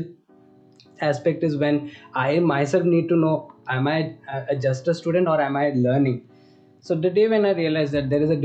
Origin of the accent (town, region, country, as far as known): India; moved away